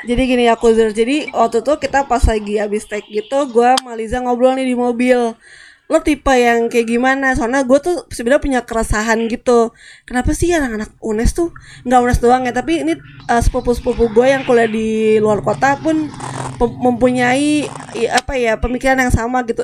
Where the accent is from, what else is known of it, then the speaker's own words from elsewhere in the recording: Depok, West Java, Indonesia; also born or lived in Germany; gue orang Depok kan, gue orang Jakarta